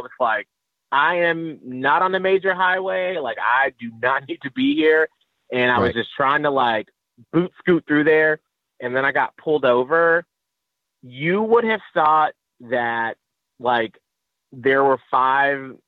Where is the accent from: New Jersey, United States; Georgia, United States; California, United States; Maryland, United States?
Georgia, United States; Atlanta; moved away; also born or lived in St. Petersburg, Florida; I'm from Atlanta, Georgia.